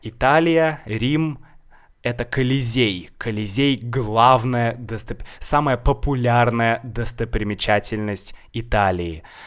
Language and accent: Russian; Saint Petersburg, Russia; я из Санкт-Петербурга, мой город Санкт-Петербург